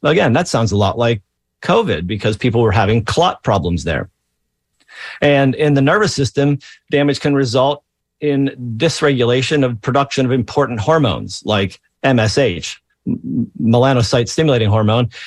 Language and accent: English; Pennsylvania, United States; I grew up in Pennsylvania in the 70s